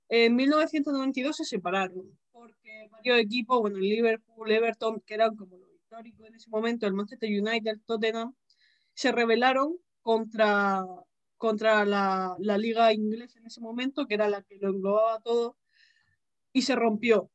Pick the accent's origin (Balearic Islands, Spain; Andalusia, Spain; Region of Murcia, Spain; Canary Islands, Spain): Region of Murcia, Spain; yo soy de, de Murcia